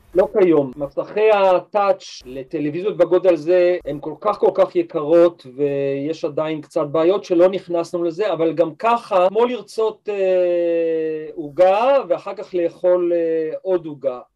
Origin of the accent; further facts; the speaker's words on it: Israel; אני גדלתי ב-, בקיבוץ